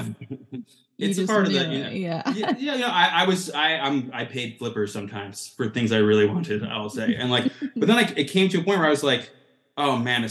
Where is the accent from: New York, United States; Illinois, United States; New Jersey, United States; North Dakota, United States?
New York, United States; Long Beach; a band that we played with called the …, your punk band from my hometown